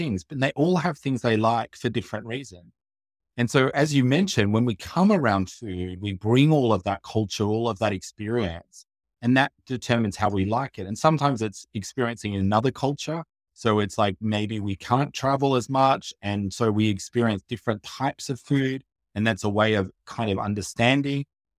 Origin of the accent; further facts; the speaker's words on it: Australia; also born or lived in Asia / Africa; So I'm originally from Australia, but we lived in Asia, in Africa, in other parts of the world.